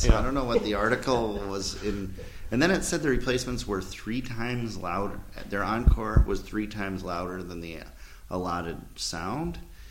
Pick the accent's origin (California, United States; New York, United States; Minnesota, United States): Minnesota, United States; Minneapolis; moved away as an adult; I grew up in Minneapolis